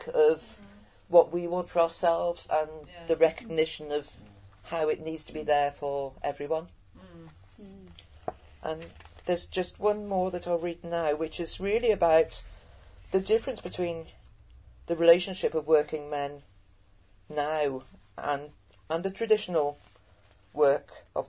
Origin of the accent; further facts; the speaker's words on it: Cheltenham, South West England, United Kingdom; as a Gloucestershire born and bred, my family been in Gloucestershire for generations